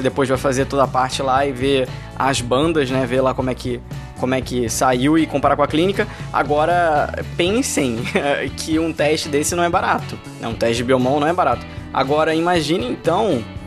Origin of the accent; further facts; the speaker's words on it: Rio de Janeiro, Brazil; sou do Rio